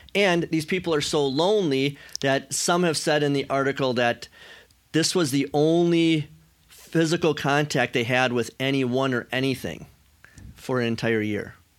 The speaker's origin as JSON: {"language": "English", "country": "United States", "said": "American Christians"}